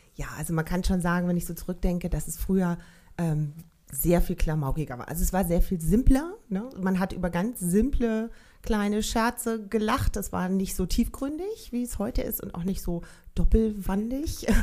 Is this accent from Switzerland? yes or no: no; Berlin, Germany; ich bin 1971 geboren in Berlin-Charlottenburg.